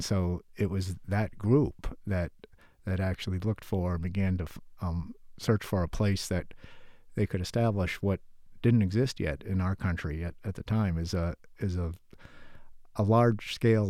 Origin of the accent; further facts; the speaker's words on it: Connecticut, United States; But my background prior to that was I grew up in Connecticut in a garden center nursery family, and my dad was a landscape architect